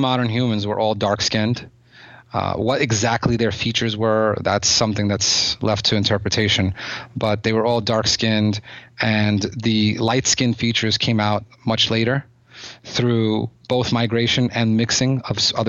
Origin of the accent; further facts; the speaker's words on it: United States; also born or lived in Odessa, Ukraine; I'm an American. I was raised in America, and, you know, although I was born there